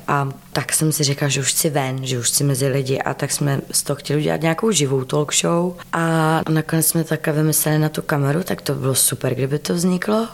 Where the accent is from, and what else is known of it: Czechia; also born or lived in United States